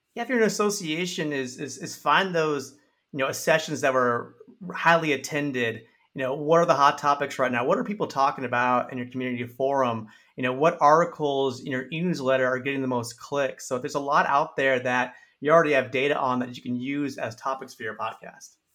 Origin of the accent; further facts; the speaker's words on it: San Antonio, Texas, United States; I'm from San Antonio, Texas